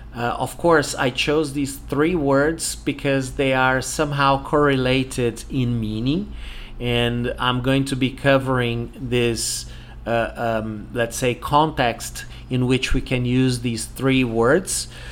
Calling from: Porto Alegre, Rio Grande do Sul, Brazil

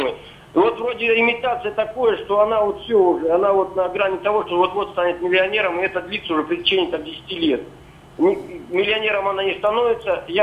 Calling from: Barnaul, Altai Krai, Russia; Я из Барнаула.

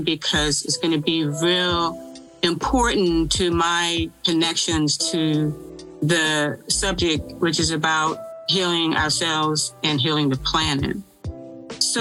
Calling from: Durham, North Carolina, United States; I am calling in from the great state of North Carolina in the city of Durham

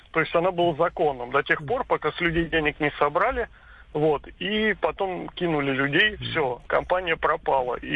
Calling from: Volgograd, Volgograd Oblast, Russia; А, добрый день, Волгоград.

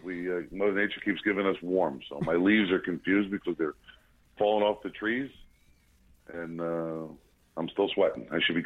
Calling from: New Jersey, United States; I am calling in from New Jersey. The northern part of the country

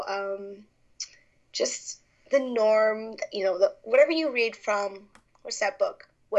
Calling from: Las Vegas, Nevada, United States; I am from Las Vegas, Nevada, and it is actually about getting ready to rain over here.

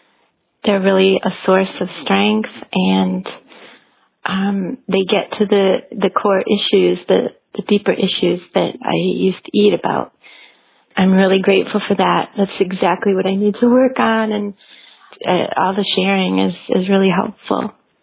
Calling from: Switzerland; I'm calling from Switzerland.

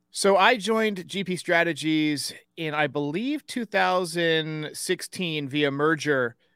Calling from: Wake Forest, North Carolina, United States; I am out of Wake Forest, North Carolina, where today it is 72 and sunny with a slight

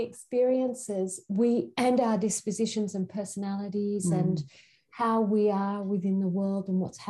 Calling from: Queensland, Australia; So I'm calling from Australia in Queensland, and this Aboriginal nation is the Gubbi Gubbi country.

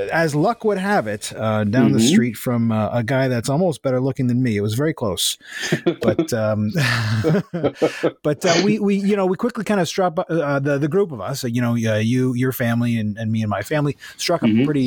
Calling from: Mississauga, Ontario, Canada; I'm calling in from Mississauga, Ontario

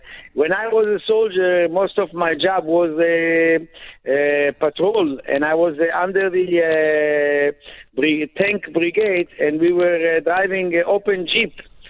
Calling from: Israel; calling from Israel, the guide.

